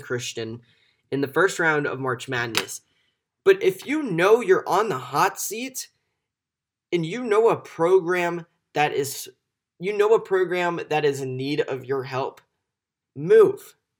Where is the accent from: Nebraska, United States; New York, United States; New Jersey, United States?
Nebraska, United States; Omaha; I'm from Omaha